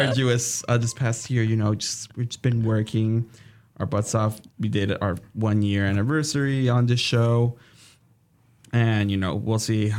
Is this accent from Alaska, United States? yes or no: yes; Alaska, United States; It's like, cool, I'm from Alaska, but I'm not used to this either.